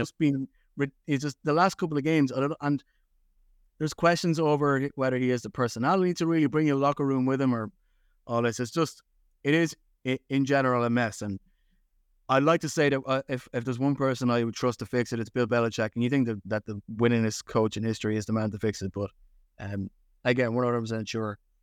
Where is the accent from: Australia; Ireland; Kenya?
Ireland; I grew up in Ireland